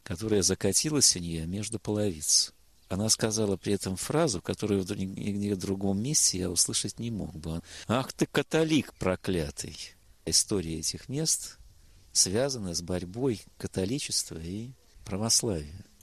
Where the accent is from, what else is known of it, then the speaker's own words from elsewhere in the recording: Saint Petersburg, Russia; Хотя жена у меня из Москвы, а сам я из Питера. Я как-то ощущаю себя все-таки петербургским